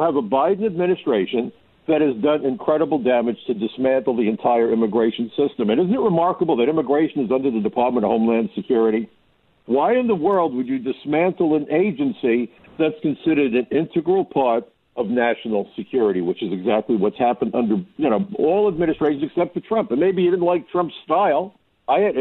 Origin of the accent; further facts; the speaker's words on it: New York, United States; I'm a New Yorker